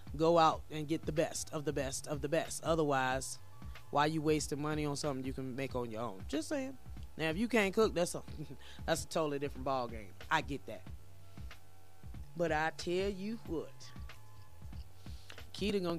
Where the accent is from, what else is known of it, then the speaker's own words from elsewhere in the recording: Virginia, United States; now in Colorado, United States; I ain't from Colorado. I'm from Virginia, but I've been here for 15 years.